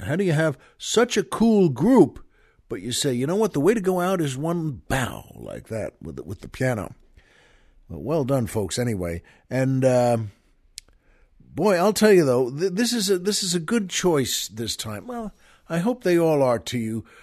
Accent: Long Island, New York, United States; where I grew up on Long Island

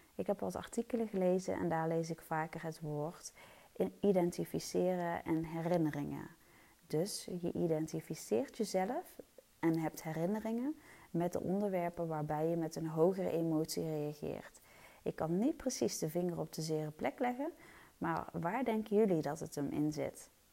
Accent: Eindhoven, North Brabant, Netherlands; moved away as an adult; also born or lived in Stiphout, Helmond; now in Helmond, Netherlands; Ik ben geboren en getogen in Eindhoven

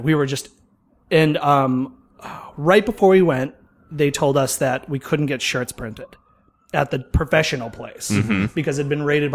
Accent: Massachusetts, United States; moved away; also born or lived in Florida; born and bred in Massachusetts

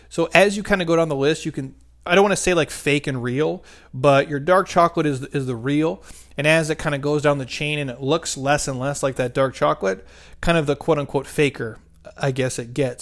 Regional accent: Midwest, United States; I'm from the Midwest.

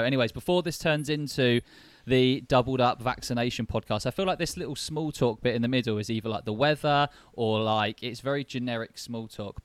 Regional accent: Basingstoke, South East England, United Kingdom; I grew up in Basingstoke

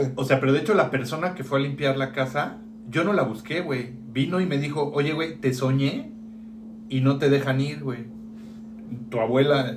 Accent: Mexico City, Mexico; yo crecí en casa de mi abuela

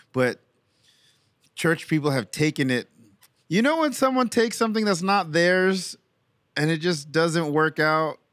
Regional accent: New York City, New York, United States; now in Memphis, United States; I'm from Brooklyn, New York.

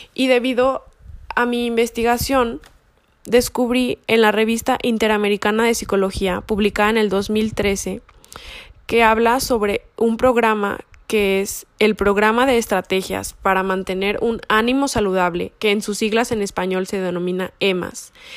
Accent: Mexico; como sociedad mexicana

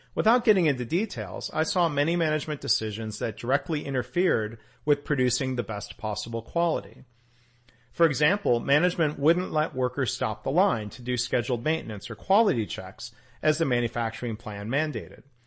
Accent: Detroit, Michigan, United States; growing up around Detroit

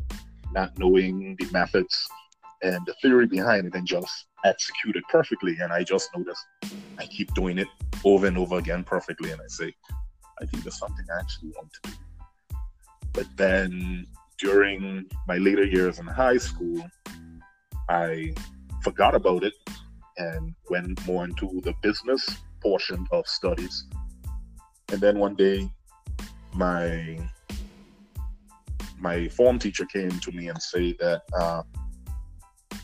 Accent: Turks & Caicos Islands; born and raised in Grantor

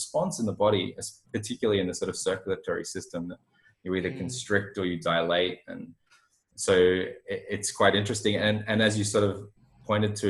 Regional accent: Australia; I'm from Australia

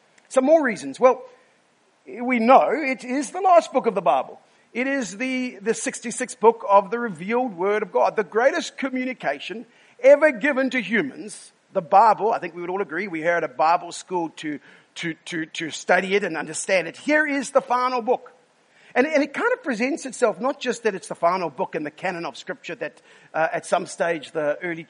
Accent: South Africa; we are sarcastic from South Africa

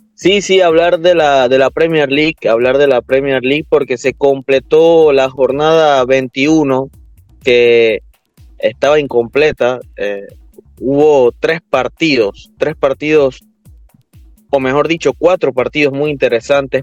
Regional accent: Panama; nosotros como, como panameños

